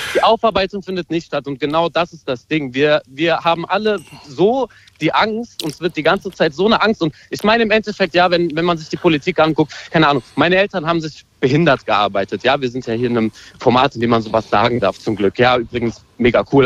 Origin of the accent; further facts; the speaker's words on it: Hanau, Hesse, Germany; moved away as an adult; now in Leipzig, Germany; ich bin Hanauer, ich bin geboren in Hanau, bin aufgewachsen in Hanau